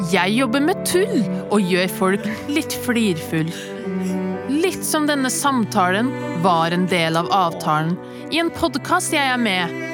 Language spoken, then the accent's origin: Norwegian; Levanger, Trøndelag, Norway; Jeg er fra Levanger, en by fullt av anger.